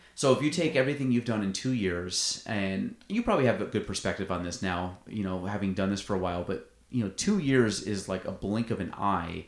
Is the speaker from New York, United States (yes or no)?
yes; Plattsburgh, New York, United States; I'm from Plattsburgh. I, I take pride in being from Plattsburgh